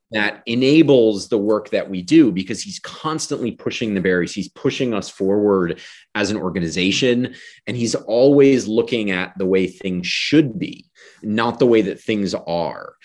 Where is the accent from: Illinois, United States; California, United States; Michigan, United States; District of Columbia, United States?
District of Columbia, United States; Washington; I was born in Washington, D C. I grew up outside of D C.